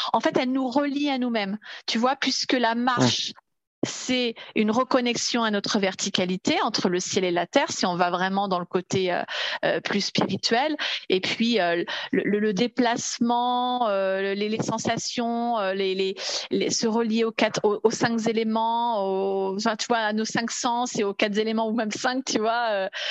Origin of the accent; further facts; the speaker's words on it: Paris region, Île-de-France, France; je suis originaire de la région parisienne.